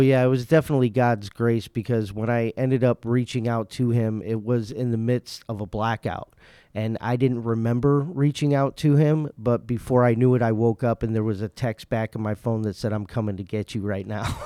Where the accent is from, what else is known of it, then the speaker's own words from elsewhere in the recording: Indiana, United States; moved away as an adult; now in West Michigan, United States; I'm actually from Indiana